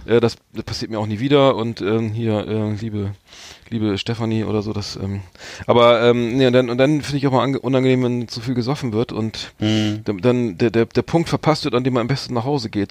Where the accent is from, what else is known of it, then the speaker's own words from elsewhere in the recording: Bremerhaven, Bremen, Germany; wir sind ja beide äh, Bremer, Bremerhavener